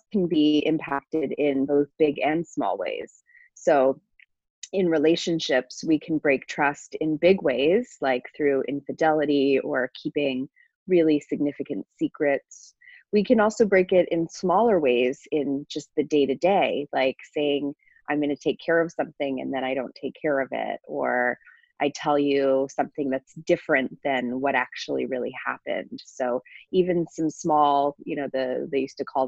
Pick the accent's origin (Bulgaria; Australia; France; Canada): Canada; Toronto, Ontario; moved away as an adult; now in Minneapolis, United States; I was raised in Toronto in Canada, and came to Minnesota for a two-year fellowship